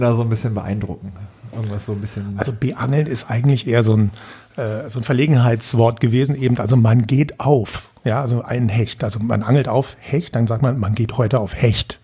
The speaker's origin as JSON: {"language": "German", "town": "Putzbrunn", "region": "Bavaria", "country": "Germany", "said": "in Putzbrunn, da wo ich herkomme"}